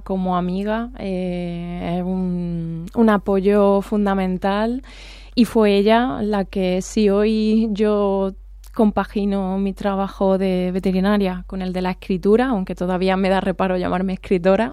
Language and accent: Spanish; Andalusia, Spain; accent: Andalusian; con mi acento andaluz, que voy además le de Andalucía